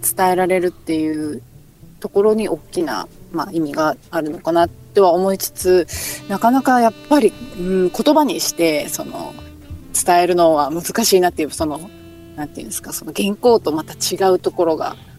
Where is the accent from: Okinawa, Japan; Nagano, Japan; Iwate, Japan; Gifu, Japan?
Okinawa, Japan; 私はあのまああの沖縄の出身なので